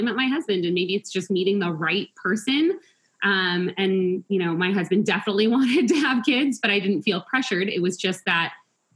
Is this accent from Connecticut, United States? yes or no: no; Tucson, Arizona, United States; also born or lived in Long Island, New York; As a family, we moved from all the way from New York to Arizona, to Tucson